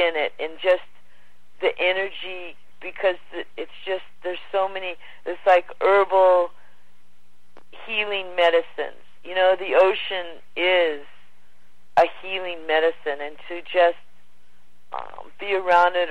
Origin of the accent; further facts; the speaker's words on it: Los Angeles, California, United States; moved away; also born or lived in Hawaii / Australia; I was born and raised in Pacific Palisades, Malibu, California, right on the border there.